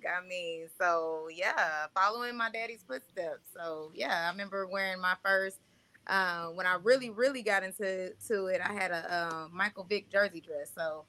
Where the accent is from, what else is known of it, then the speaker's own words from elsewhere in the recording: Jamaica; Grew up military brat though. Most of my people come from Augusta, Georgia, but I am Jamaican at the same time.